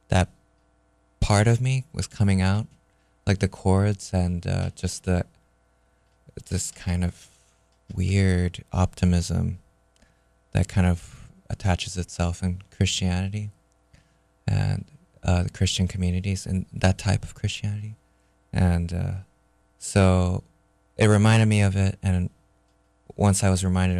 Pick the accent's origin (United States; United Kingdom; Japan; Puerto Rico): Japan; when I was growing up in Japan, my parents sent me to a school